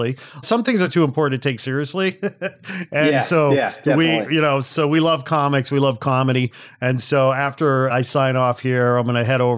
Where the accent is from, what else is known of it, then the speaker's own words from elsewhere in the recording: Chicago, Illinois, United States; also born or lived in Canada; now in Los Angeles, United States; I hail from Chicago originally, lived in Canada for a bit